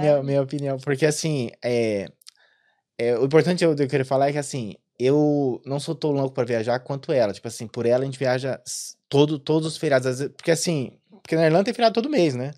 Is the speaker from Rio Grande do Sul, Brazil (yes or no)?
no; São Paulo, Brazil; moved away as an adult; also born or lived in Maranhão; now in Ireland; eu sou de São Paulo